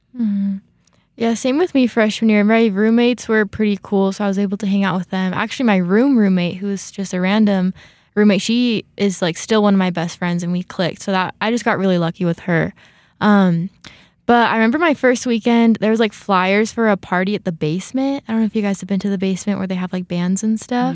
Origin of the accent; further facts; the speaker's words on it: California, United States; moved away as an adult; now in Rexburg, United States; I'm from California